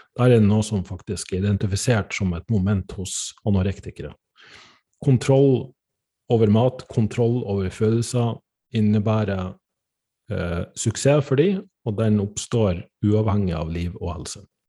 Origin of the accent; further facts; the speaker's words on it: Northern Norway, Norway; jeg er fra Nord-Norge